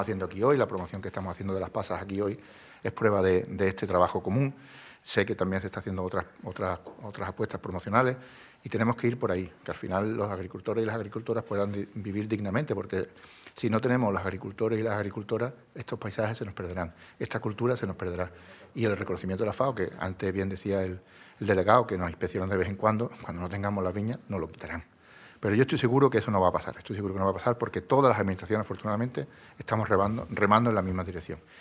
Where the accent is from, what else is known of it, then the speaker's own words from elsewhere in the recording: Andalusia, Spain; si somos andaluces, yo creo que cuando venimos de vuelta de ambos sitios, somos más andaluces aún